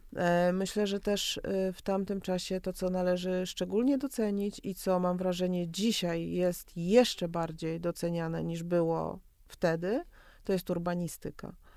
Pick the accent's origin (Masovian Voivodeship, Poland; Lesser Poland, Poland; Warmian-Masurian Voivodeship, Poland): Masovian Voivodeship, Poland; Warsaw; jako warszawianka